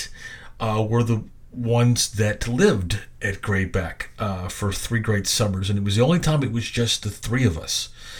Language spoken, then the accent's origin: English; Little Rock, Arkansas, United States; also born or lived in Benton, Arkansas; Right after my 8th birthday, in March of 1982, we moved from Benton, Arkansas, to the natural state's capital and also the city of my birth, Little Rock.